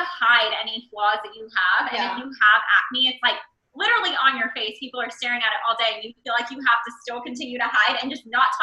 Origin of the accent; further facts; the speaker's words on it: Dallas, Texas, United States; 26 years old, and I am from Dallas, Texas.